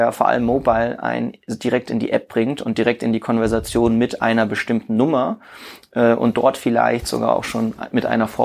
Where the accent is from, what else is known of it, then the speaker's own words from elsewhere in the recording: Würzburg, Bavaria, Germany; also ich denke dabei immer an meine Heimatstadt {S0} Würzburg